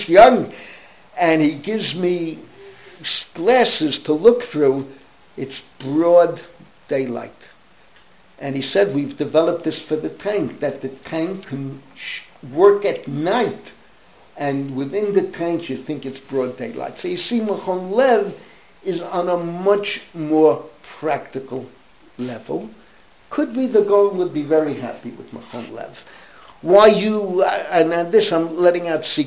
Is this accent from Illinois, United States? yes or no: no; New York City, New York, United States; I grew up in the Bronx.